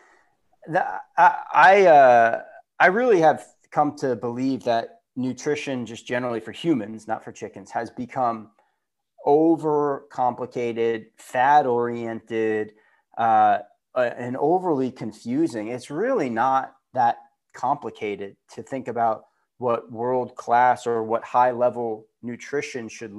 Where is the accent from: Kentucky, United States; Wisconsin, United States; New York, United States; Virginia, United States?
New York, United States; Long Island; also born or lived in Florida; I was born in Florida. I was very young when I moved to Long Island.